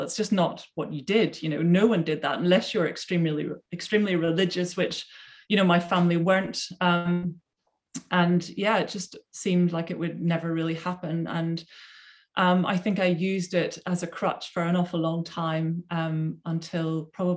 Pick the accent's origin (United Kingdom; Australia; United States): United Kingdom; Belfast, Northern Ireland; now in Surrey, United Kingdom; I came from Belfast, Northern Ireland